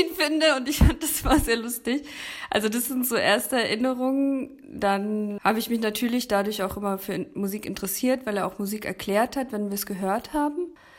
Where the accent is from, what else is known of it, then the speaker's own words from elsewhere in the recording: Berlin, Germany; now in Leipzig, Germany; Bin eigentlich aus Berlin